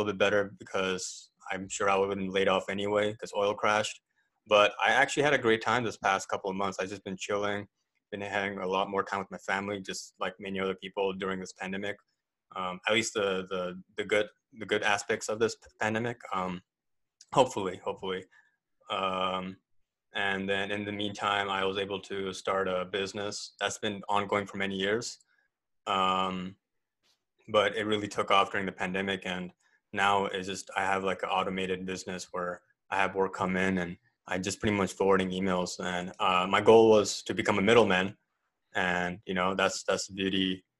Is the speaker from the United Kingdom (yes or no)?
no; Canada; also born or lived in India / Katy, Texas, United States; Born in India. I grew up in Canada most of my life. Canada and the U.S. most of my life, but I call Katy, Texas, home.